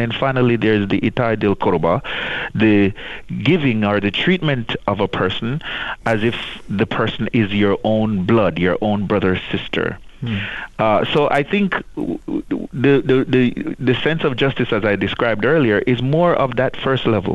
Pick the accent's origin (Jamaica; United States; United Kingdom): Jamaica; grew up in the church in the Caribbean. I'm from Jamaica